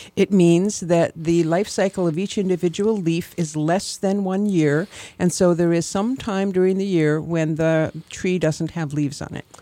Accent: Michigan, United States; moved away; where I grew up back in Michigan

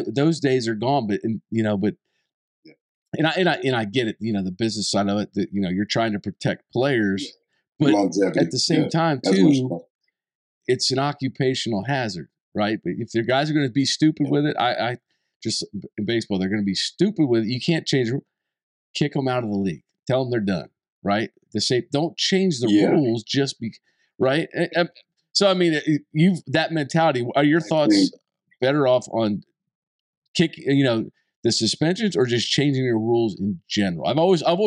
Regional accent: Delaware, United States; moved away; I grew up in Delaware.

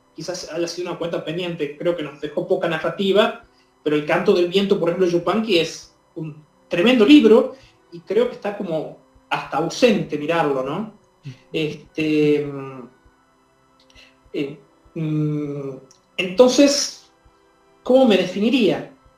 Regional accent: Chilecito, La Rioja, Argentina; si bien soy de Chilecito, es decir, el interior del interior

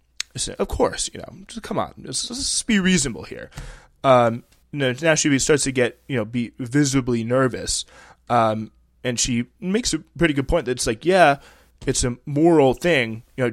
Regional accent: New York City, New York, United States; I come from the South Bronx. I come from a Puerto Rican background.

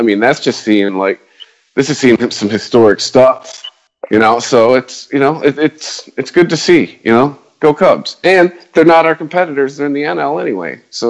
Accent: Detroit, Michigan, United States; I'm from Detroit

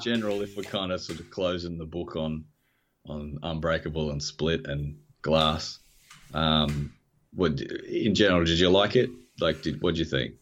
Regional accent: Australia; I'm Australian

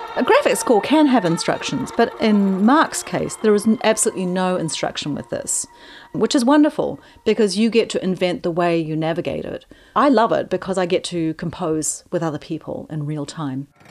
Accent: New Zealand; now in Oregon, United States; I'm originally from New Zealand

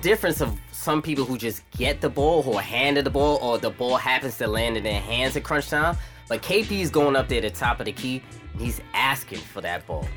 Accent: New York City, New York, United States; I'm from Brooklyn, New York

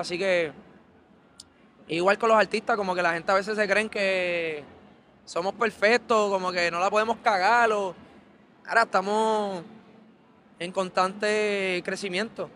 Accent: Carolina, Puerto Rico; yo soy de Carolina

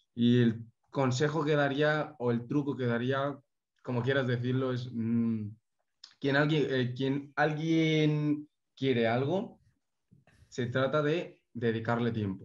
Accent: Valencia, Valencian Community, Spain; yo soy de Valencia

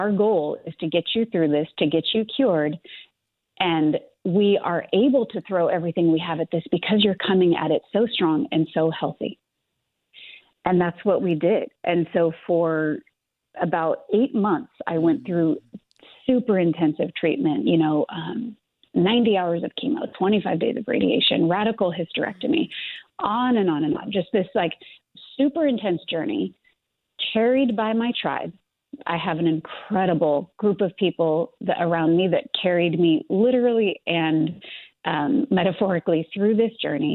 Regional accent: Los Angeles, California, United States; also born or lived in New York; my hometown is Los Angeles

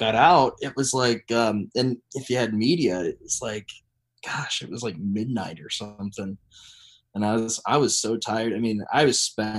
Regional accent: Dayton, Ohio, United States; moved away; I grew up in Southern Ohio

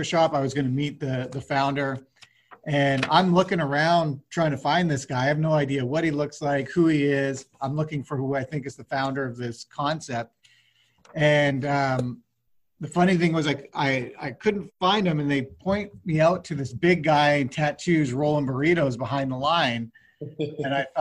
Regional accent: Vancouver, British Columbia, Canada; moved away; I'm actually originally from Vancouver, BC in Canada.

